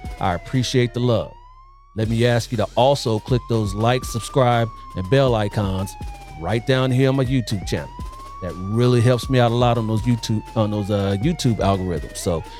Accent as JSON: {"language": "English", "town": "Columbus", "region": "Ohio", "country": "United States", "moved": "yes", "lives_now": "California, United States", "said": "I'm originally from Columbus, Ohio."}